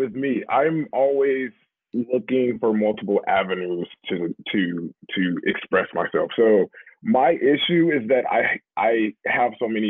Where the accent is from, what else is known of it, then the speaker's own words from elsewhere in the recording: Memphis, Tennessee, United States; moved away as an adult; also born or lived in New York; Like growing up in Memphis, especially growing up in like low income, I grew up from I'm the youngest of four